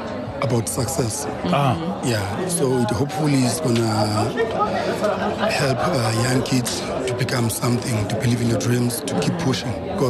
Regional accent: Eastern Cape, South Africa; first language Xhosa; English is a second language; it was shot in my hometown, Eastern Cape.

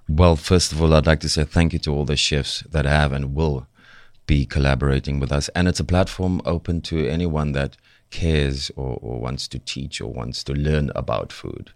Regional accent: Cape Town, Western Cape, South Africa; accent: thick Cape Flat slash Joburg North; I'm from the Cape Flats.

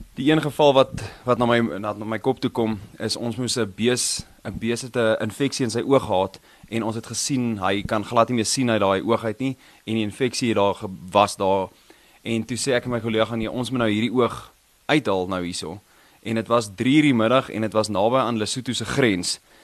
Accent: Krugersdorp, Gauteng, South Africa; Ek het in Kreeusdorp groot geword. So ek was hier gebore en groot geword hierso

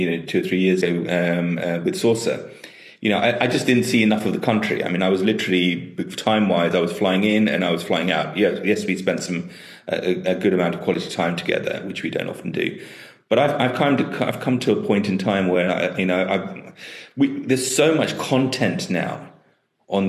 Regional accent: Tanzania; now in United Kingdom; I was born in Tanzania

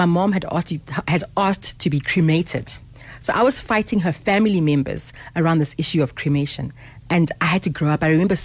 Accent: Harare, Zimbabwe; now in South Africa; I was born in Harare in Zimbabwe in 1976.

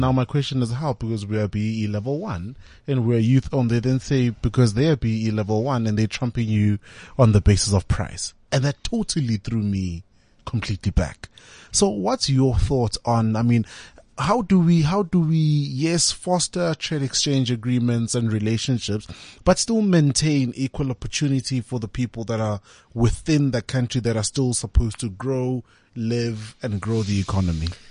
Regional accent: South Africa; as a South African, as a young South African

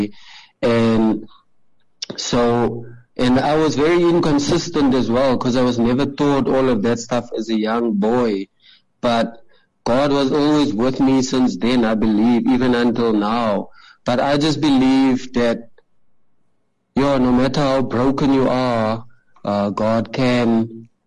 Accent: Gqeberha, Eastern Cape, South Africa; I grew up in a very impoverished community in PEE, well, now Kaberga, in Shorterville

